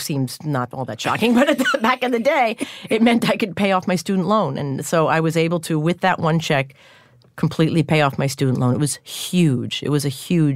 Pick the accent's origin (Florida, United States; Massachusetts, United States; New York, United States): New York, United States; West Islip; also born or lived in Northport, New York; I grew up on the South Shore.